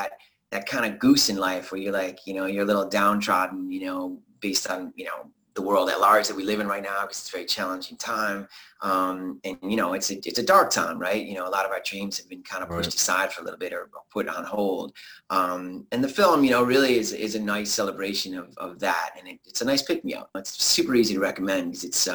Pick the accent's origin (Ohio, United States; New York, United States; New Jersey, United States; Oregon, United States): New York, United States; Buffalo; moved away; also born or lived in Hollywood; I grew up in Buffalo, New York